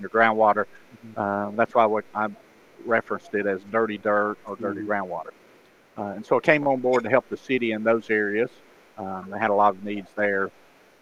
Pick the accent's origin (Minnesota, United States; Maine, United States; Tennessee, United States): Tennessee, United States; Byrdstown; moved away as an adult; now in Murfreesboro, United States; Pickett County in Byrdstown. It's the smallest town and the smallest county in the state